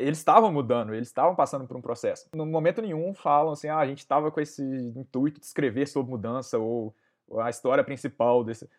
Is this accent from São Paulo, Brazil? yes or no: no; Conselheiro Lafaiete, Minas Gerais, Brazil; de onde eu sou, da minha querida cidade de Conselheiro Lafayette